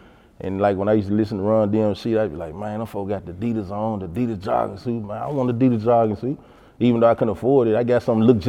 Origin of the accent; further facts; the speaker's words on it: Memphis, Tennessee, United States; I'm from South Memphis.